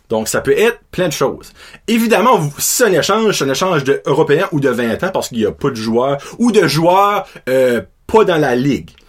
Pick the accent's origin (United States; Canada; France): Canada; Châteauguay, Quebec; je viens de Châteauguay au Québec